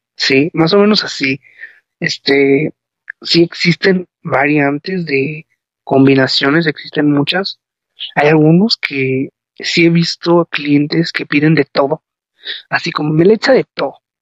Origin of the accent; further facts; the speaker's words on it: León, Guanajuato, Mexico; Yo soy del estado de Guanajuato, este, vivo en León, Guanajuato